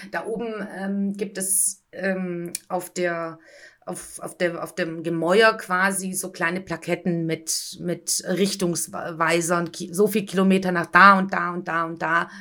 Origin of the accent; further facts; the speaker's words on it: Stuttgart, Baden-Württemberg, Germany; komme aus Stuttgart, wir haben keinen Bahnhof